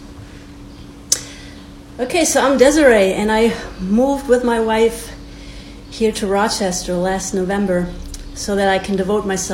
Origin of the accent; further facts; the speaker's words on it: Bad Wildungen, Hesse, Germany; moved away; So I was born in 1981 in Germany, in the home of Snow White and the Seven Dwarfs. The town is called Bad Wildungen